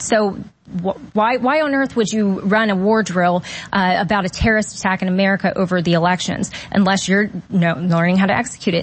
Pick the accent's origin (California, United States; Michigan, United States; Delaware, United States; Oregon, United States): Delaware, United States; moved away as an adult; now in Florida, United States; originally from Delaware. Yep, Now I'm a Florida refugee from Delaware